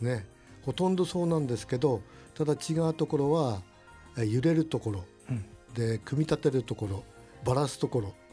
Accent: Utsunomiya, Tochigi, Japan; 宇都宮はね私生まれも育ちも宇都宮でね

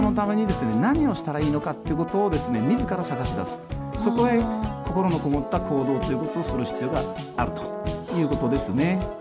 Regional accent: Utsunomiya, Tochigi, Japan; moved away as an adult; also born or lived in Tosu, Saga; 宇都宮で生まれて、はい、宇都宮で育ててもらいました

